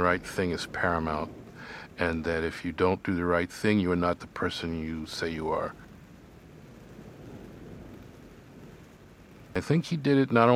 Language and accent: English; New York City, New York, United States; I come from the East New York section of Brooklyn. One of my most vivid memories of growing up there